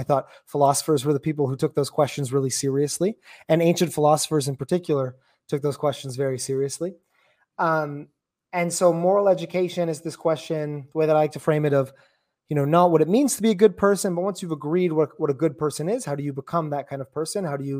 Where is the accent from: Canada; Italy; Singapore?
Canada; Well, I'm from Canada, so you know, hockey up here.